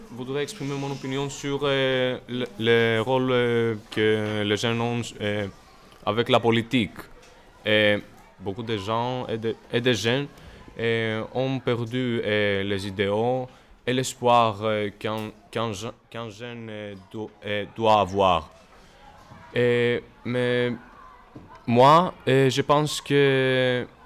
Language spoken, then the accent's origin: French; Tourcoing, Hauts-de-France, France; on est français. On est des collégiens et des lycéens euh, de la ville de Tourcoing.